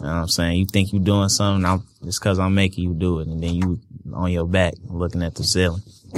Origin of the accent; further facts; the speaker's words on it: Detroit, Michigan, United States; I'm from Detroit.